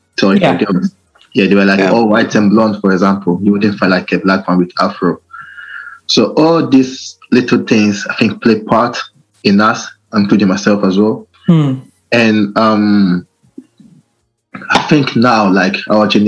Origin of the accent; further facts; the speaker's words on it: Italy; now in Reading, United Kingdom; I was born in Italy, raised up there